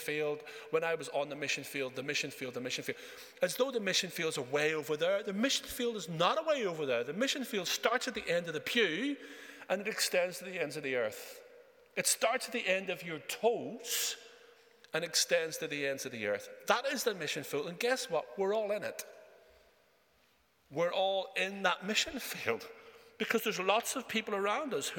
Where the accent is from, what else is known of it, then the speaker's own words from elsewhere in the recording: Northern Ireland, United Kingdom; also born or lived in Japan; I grew up in Northern Ireland.